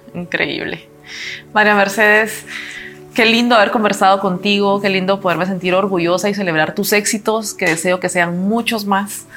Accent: Guatemala; como mujer guatemalteca

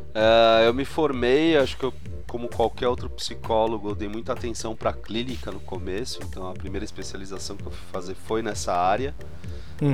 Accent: São Paulo, Brazil; Sou, São Paulo, capital

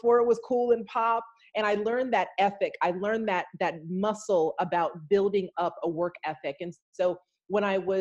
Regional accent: Los Angeles, California, United States; I come from Los Angeles, California, but my my family is from South Texas

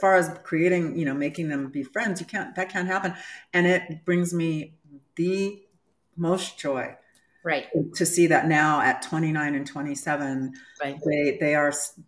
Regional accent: Southern California, United States; moved away; I grew up in Southern California

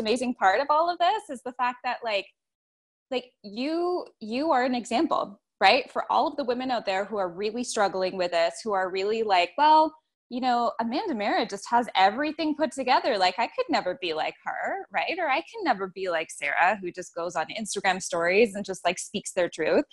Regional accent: Toronto, Ontario, Canada; accent: Canadian; moved away as an adult; now in Nicaragua; I'm from in and around Toronto, Ontario

